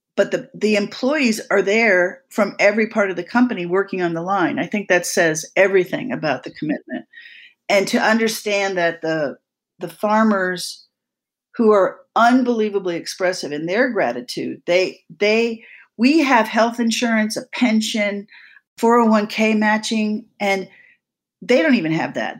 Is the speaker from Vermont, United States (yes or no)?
yes; Vermont, United States; in Vermont, when I did the homework, which is my home state